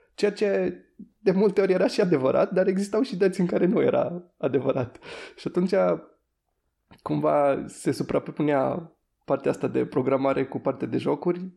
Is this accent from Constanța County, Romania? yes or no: no; Timișoara, Timiș County, Romania; eu sunt din Timișoara și de-aia a fost destul de ușor să, să fac facultate aici